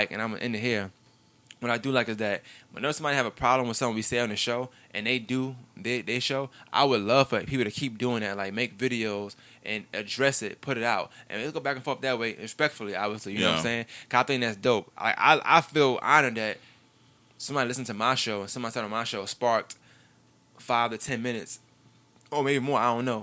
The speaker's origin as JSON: {"language": "English", "town": "New York City", "region": "New York", "country": "United States", "tie": "born or raised there", "moved": "yes", "said": "I grew up in Brooklyn, New York. I never had a white person in my class until I came down here."}